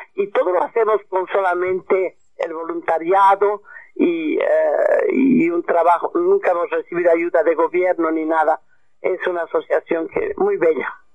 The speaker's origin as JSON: {"language": "Spanish", "region": "Cochabamba", "country": "Bolivia", "tie": "born or raised there", "also_born_or_lived": "Morocco / Europe / Australia", "moved": "as an adult", "said": "aquí ahora estoy en mi tierra natal, en mis raíces"}